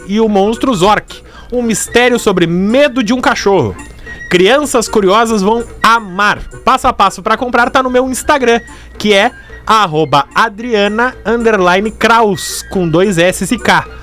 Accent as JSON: {"language": "Portuguese", "town": "Porto Alegre", "region": "Rio Grande do Sul", "country": "Brazil", "tie": "born or raised there", "said": "eu me criei na Intercap, Zona Leste, aqui de Porto Alegre"}